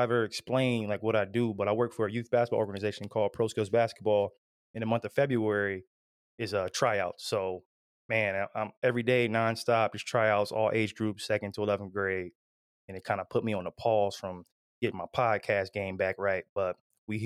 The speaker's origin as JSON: {"language": "English", "region": "Ohio", "country": "United States", "said": "we're all from Ohio"}